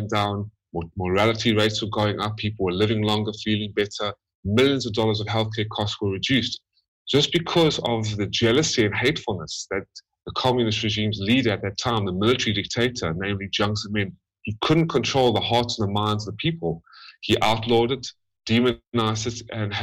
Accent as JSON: {"language": "English", "country": "United States", "tie": "born or raised there", "also_born_or_lived": "South Africa", "said": "I am South African born, American raised as an American resident"}